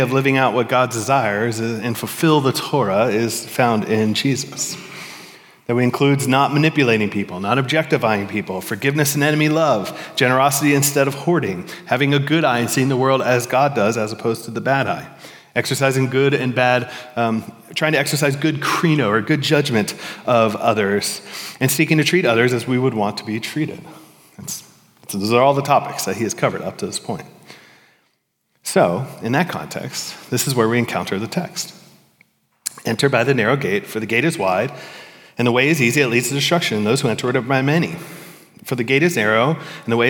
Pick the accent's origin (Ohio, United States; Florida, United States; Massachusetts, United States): Florida, United States; Growing up in Florida